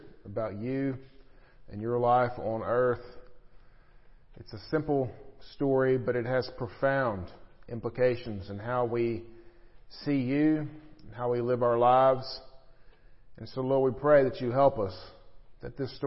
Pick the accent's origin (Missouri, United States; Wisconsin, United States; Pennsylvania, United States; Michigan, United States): Missouri, United States; I grew up in Missouri